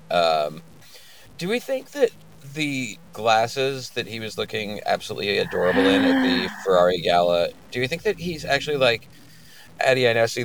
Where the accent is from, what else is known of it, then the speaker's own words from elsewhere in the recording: New York City, New York, United States; I grew up in Brooklyn